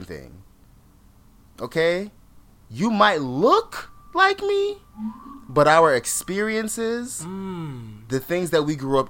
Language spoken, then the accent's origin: English; Jamaica; I'm not from Trinidad. I'm from Jamaica.